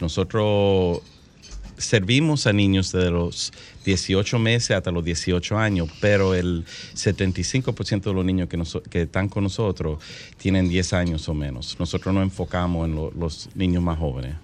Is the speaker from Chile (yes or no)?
no; Santo Domingo, Dominican Republic; moved away; yo me crié aquí en Santo Domingo